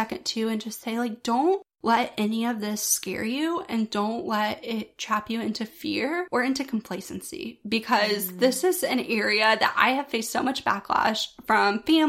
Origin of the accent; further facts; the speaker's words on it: the South, United States; Growing up in the South my entire life, right in the Bible Belt